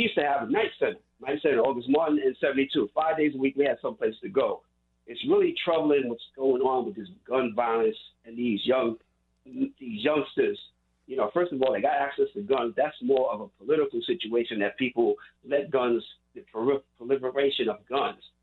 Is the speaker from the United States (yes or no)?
yes; New York City, New York, United States; I grew up in Queens, Jamaica, Queens